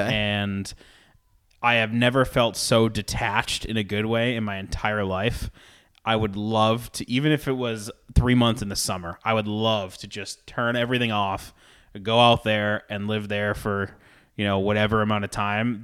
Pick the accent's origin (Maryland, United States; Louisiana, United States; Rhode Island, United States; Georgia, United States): Rhode Island, United States; In Rhode Island, where I'm from.